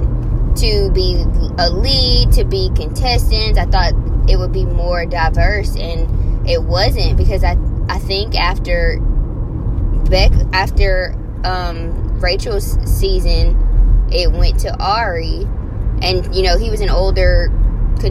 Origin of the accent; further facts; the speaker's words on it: Louisiana, United States; I'm from Louisiana